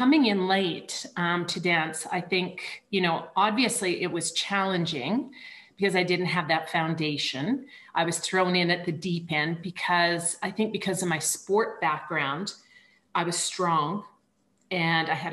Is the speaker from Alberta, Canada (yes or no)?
yes; Banff, Alberta, Canada; moved away; I'm from Canada and I grew up in a very small ski town called Banff